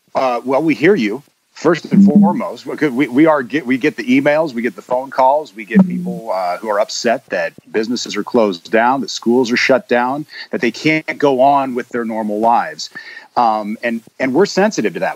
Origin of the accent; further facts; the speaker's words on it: Sioux City, Iowa, United States; also born or lived in Sheridan, Iowa / Clarinda, Iowa / Texas; I spent the bulk of the time growing up in Sioux City